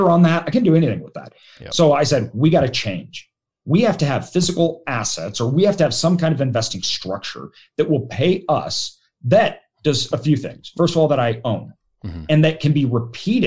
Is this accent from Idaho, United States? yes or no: yes; Idaho, United States; I'm from Idaho.